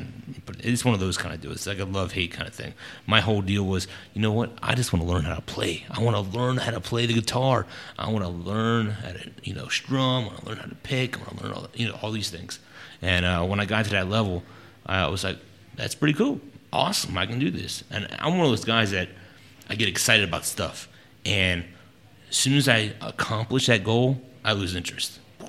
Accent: California, United States; born there; now in Texas, United States; Well, military life, so I was a military brat.

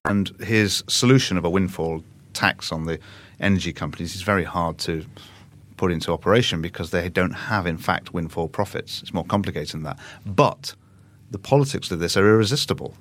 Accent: Manchester, North West England, United Kingdom; when I was growing up in Manchester

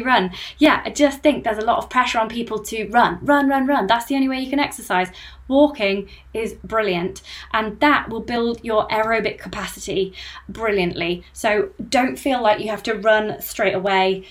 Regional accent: United Kingdom; I'm British

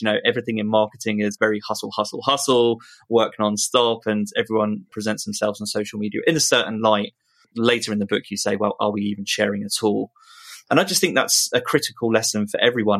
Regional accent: United Kingdom; being British

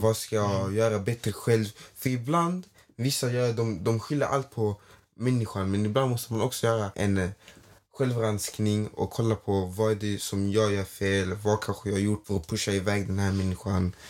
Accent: Skåne, Sweden; also born or lived in Toftanäs, Malmö; jag är härifrån

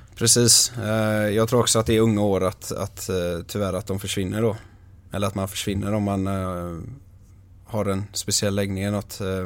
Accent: Ytterby, Västra Götaland, Sweden; Ytterby där jag är ifrån.

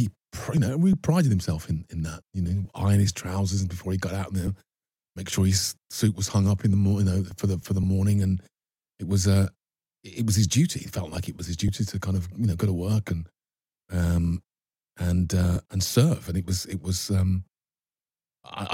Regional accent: Birmingham, West Midlands, United Kingdom; moved away; Growing up in Birmingham there was an element of danger

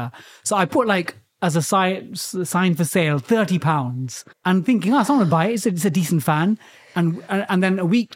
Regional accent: London, United Kingdom; I grew up in East London, Went to a council estate.

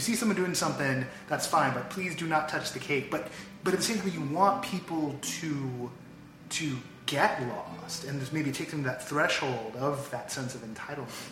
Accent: the Bay Area, California, United States; now in Los Angeles, United States; I'm from the Bay

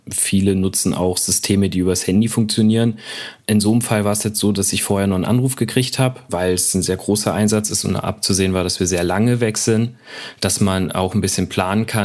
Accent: Eschwege, Hesse, Germany; Aus Eschwege.

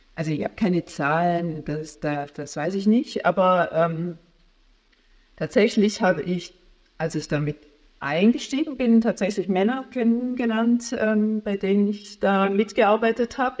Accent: Stuttgart-Heilbronn area, Baden-Württemberg, Germany; moved away as an adult; also born or lived in Tübingen / Karlsruhe; now in Berlin, Germany; also ich bin in Tübingen in Süddeutschland geboren und dann Stuttgart-Heilbronner Ecke aufgewachsen

